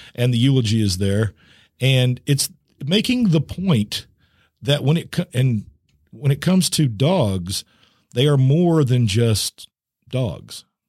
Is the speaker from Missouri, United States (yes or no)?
yes; Missouri, United States; my home state of Missouri